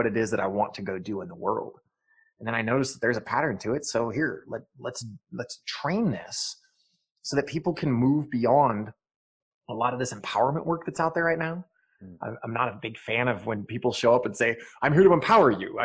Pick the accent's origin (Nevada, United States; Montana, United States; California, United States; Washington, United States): Montana, United States; Eastern; moved away; also born or lived in Tempe, Arizona; I grew up in Eastern Montana